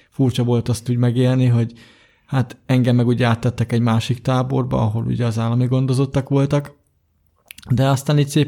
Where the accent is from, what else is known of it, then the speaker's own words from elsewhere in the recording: Budapest, Hungary; born there; Hát én ugye 1989. április 28-án születtem, 8 és fél hónapra, hát Budapesten.